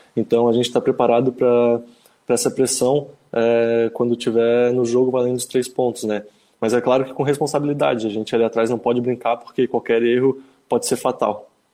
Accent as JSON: {"language": "Portuguese", "town": "Florianópolis", "region": "Santa Catarina", "country": "Brazil", "said": "Sou manezinho da ilha, torcedor havaiano"}